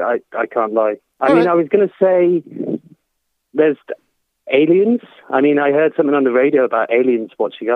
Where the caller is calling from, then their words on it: Bristol, South West England, United Kingdom; I'm calling from Bristol, mate.